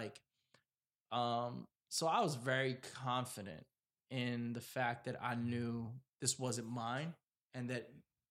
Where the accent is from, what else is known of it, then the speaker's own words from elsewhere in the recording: East Coast, United States; I'm from the East Coast, so like I know I get...